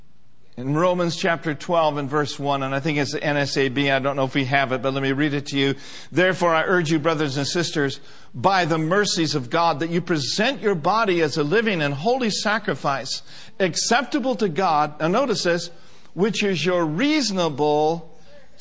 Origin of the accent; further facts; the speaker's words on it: United States; being an American